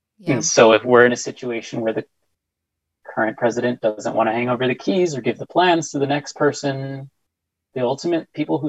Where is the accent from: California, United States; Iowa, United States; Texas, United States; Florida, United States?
Texas, United States; El Paso; I'm from El Paso